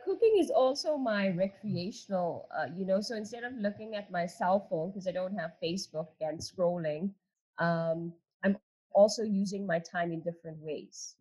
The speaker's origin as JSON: {"language": "English", "country": "South Africa", "tie": "born or raised there"}